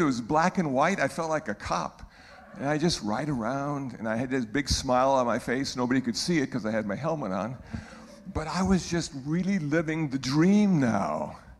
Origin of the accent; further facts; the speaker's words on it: Iowa City, Iowa, United States; moved away; I was born in Iowa City, Iowa